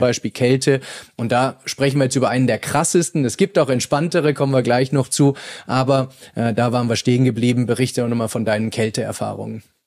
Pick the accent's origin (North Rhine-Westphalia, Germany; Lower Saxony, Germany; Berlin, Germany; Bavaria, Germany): Bavaria, Germany; wie es bei uns in Bayern heißt